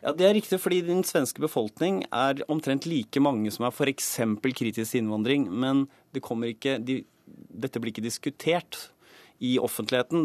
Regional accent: Norway; vi som nordmenn

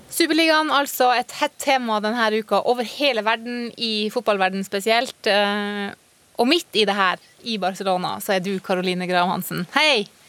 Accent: Burfjord, Troms og Finnmark, Norway; 13 år gammel i Burfjord, en lite eh, bygdesamfunn helt nord der jeg vokste opp

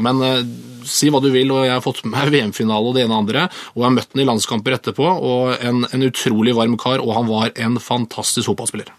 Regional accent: Moss, Østfold, Norway; also born or lived in Sarpsborg; Jeg er østfolding, men jeg er også mossing.

